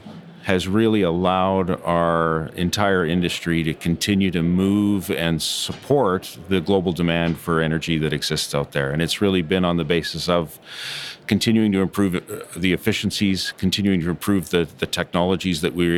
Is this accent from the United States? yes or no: no; Canada; moved away as an adult; born and raised in Canada